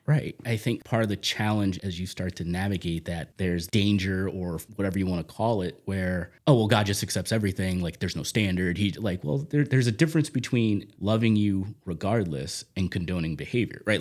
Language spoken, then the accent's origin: English; Magnolia, New Jersey, United States; also born or lived in Dudley, Massachusetts; now in Sutton, Massachusetts, United States; I grew up in South Jersey, right outside of the Camden area, if you're familiar with that area. Small little town called Magnolia